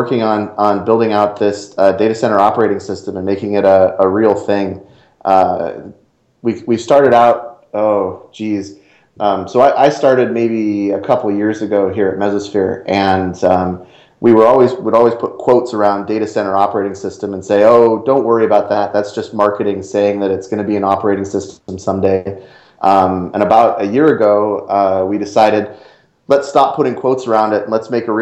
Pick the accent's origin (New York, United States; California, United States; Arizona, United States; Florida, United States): California, United States; San Jose; also born or lived in Idaho; I grew up down in San Jose